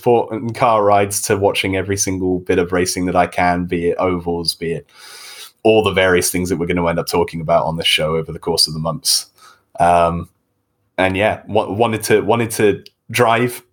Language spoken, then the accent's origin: English; United Kingdom; I'm from Great Britain. I'm the accent in this room